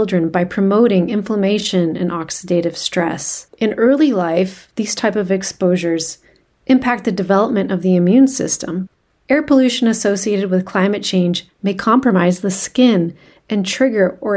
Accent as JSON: {"language": "English", "town": "Vancouver", "region": "British Columbia", "country": "Canada", "also_born_or_lived": "California", "said": "I am from Vancouver, Canada, so up the road from Seattle"}